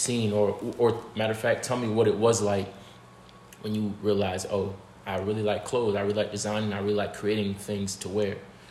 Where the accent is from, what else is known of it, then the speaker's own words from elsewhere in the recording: South Florida, United States; growing up in South Florida